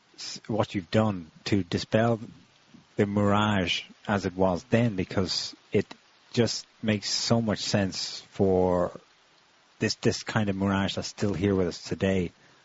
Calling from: Occitania, France; We're calling from France.

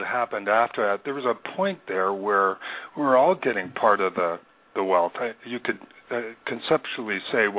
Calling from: Missoula, Montana, United States; I'm calling from Missoula, Montana.

